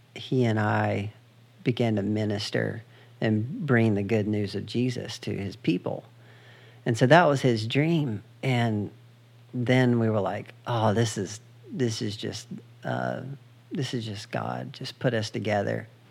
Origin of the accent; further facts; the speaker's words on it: United States; I'm from the United States.